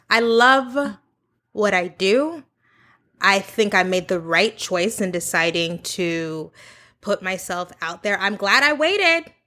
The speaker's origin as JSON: {"language": "English", "country": "United States", "tie": "born or raised there", "also_born_or_lived": "Texas", "moved": "as an adult", "said": "I grew up in Oklahoma and Texas, like suburban"}